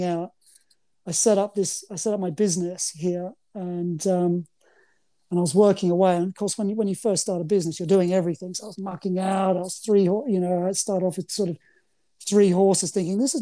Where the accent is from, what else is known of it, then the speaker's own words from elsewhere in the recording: Australia; moved away as an adult; now in United Kingdom; I'm nearly more English than I am Aussie